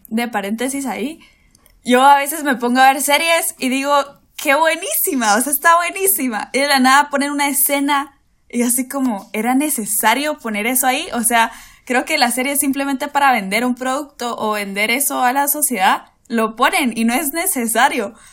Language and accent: Spanish; Guatemala City, Guatemala Department, Guatemala; de aquí de la capital de Guate, aquí de Guate, sí, Chapina